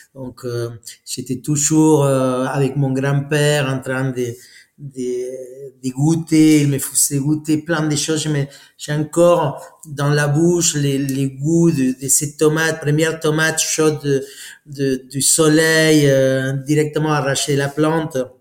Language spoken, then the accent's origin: French; Argentina; French is a second language; moved away as an adult; now in France; Je suis parti à 23 ans d'Argentine pour euh, pour la France et voilà, ça fait 24 ans là